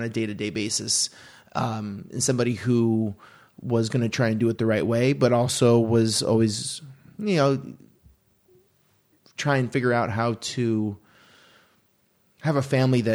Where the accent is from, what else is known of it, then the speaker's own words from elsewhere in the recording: Aurora, Oregon, United States; moved away; I grew up about 20-25 minutes south of Portland